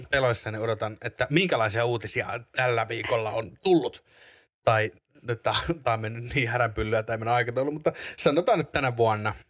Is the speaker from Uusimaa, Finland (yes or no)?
yes; Espoo, Uusimaa, Finland; also born or lived in Korso, Vantaa; now in Helsinki, Finland; Mä sy- synnyin, synnyin Korsossa. Sitten tota, asustelin vähän siellä täällä PK-seutua. Ja sitten tämän niin kuin, koko peruskoulun ja lukion niin asuin Espoossa